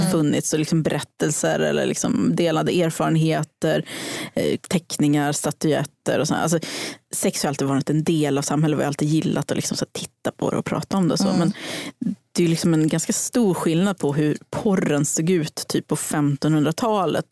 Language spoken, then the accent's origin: Swedish; Hudiksvall, Gävleborg County, Sweden; moved away; jag kom från Hudiksvall, där super man tre gånger i veckan